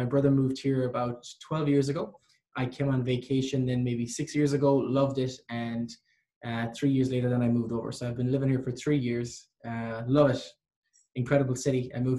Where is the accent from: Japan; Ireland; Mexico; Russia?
Ireland; moved away as an adult; now in Vancouver, Canada; Because I'm Irish.